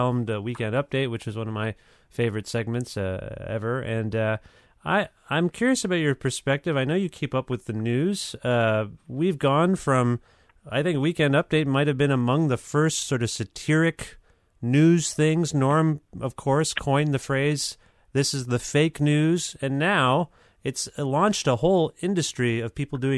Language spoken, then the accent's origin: English; Canada; also born or lived in Guelph, Ontario; I'm Canadian as well.